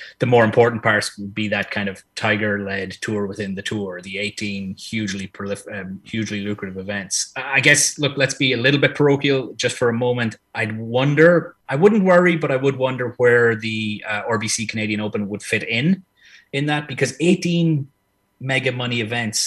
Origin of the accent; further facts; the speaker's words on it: Ireland; I'm Irish born and bred